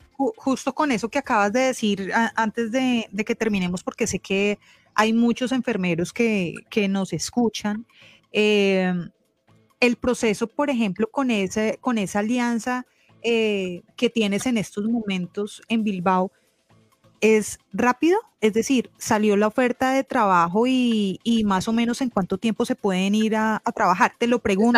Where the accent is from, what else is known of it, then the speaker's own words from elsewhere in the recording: Colombia; migrar de manera legal como colombianos